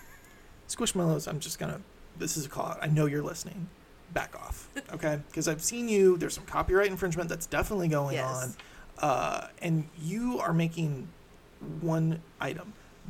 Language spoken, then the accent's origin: English; Illinois, United States; I am born and bred in Illinois.